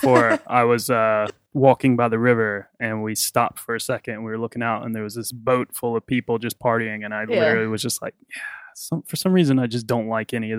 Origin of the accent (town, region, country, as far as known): Virginia, United States; born or raised there; moved away